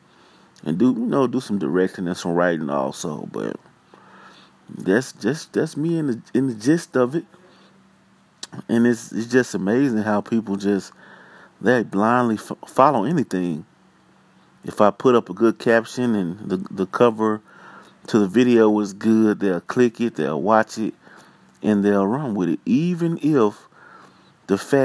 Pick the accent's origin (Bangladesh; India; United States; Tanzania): United States; Pine Bluff, Arkansas; I'm from Pine Bluff, Arkansas. Born and raised